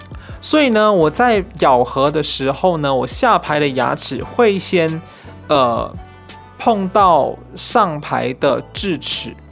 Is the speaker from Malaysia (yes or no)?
yes; Malaysia; 呃，绑牙是戴牙套，我们马来西亚人的说法就是绑牙。